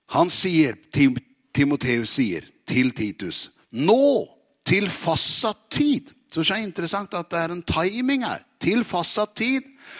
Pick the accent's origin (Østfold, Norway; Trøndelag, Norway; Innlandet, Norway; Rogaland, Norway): Østfold, Norway; Tune; moved away; also born or lived in Oslo; jeg er jo egentlig fra Tune